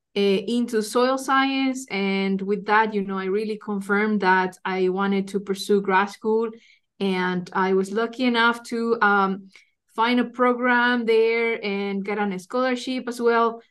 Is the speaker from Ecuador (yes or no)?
yes; Ecuador; moved away as an adult; also born or lived in Iowa, United States; now in Lincoln, United States; I'm originally from Ecuador